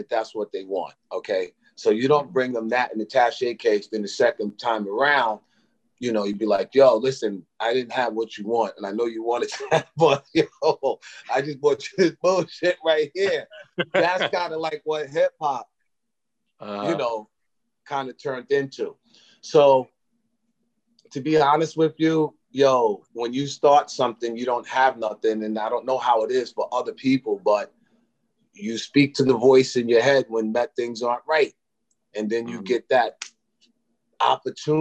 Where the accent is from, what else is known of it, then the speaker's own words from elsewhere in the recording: Brentwood, New York, United States; we come from Brentwood, you know, mm-hmm. and Brentwood is, you know, Black, Hispanic, Dominican